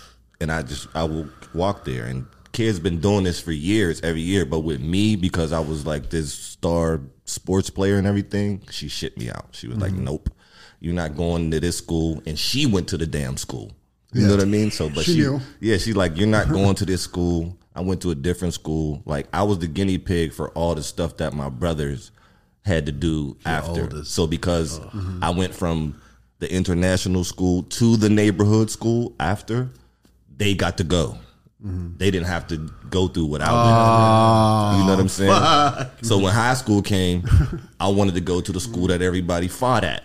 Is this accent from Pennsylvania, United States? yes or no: yes; Pittsburgh, Pennsylvania, United States; Growing up in Pittsburgh